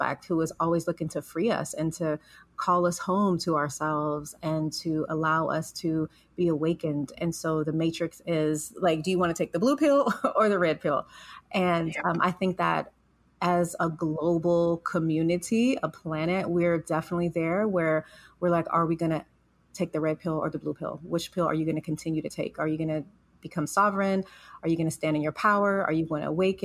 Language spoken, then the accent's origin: English; Los Angeles, California, United States; growing up in South Central Los Angeles, a very urban community